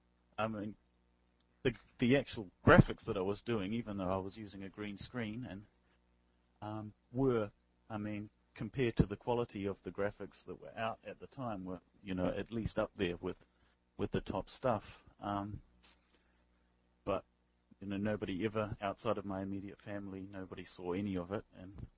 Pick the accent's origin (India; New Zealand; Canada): New Zealand; moved away as an adult; now in Tokyo, Japan; I'm a New Zealander currently living in Tokyo